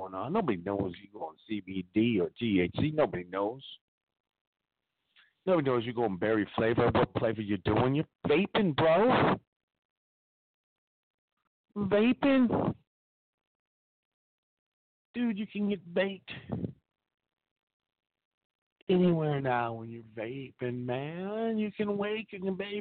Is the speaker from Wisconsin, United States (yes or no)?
yes; Appleton, Wisconsin, United States; grew up in Appleton, right up the street